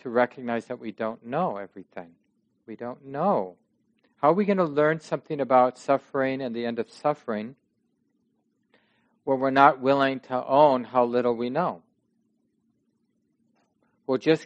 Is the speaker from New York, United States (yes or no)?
no; Minneapolis, Minnesota, United States; I grew up in Minneapolis